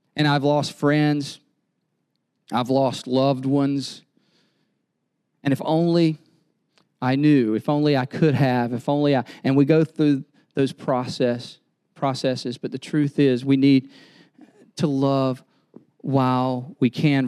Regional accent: North Carolina, United States; moved away; I'm from North Carolina

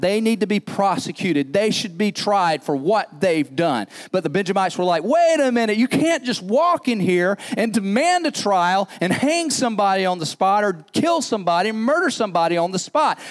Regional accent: United States; As Americans

